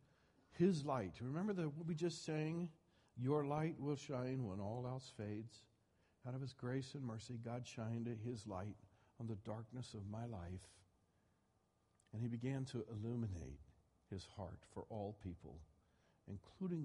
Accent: Midwest, United States; I grew up in the Bible Belt. I grew up in the Midwest

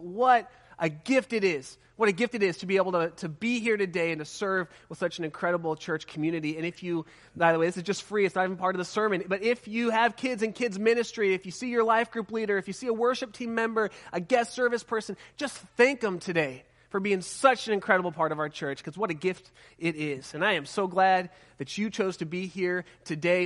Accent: Southern California, United States; I'm from Southern California

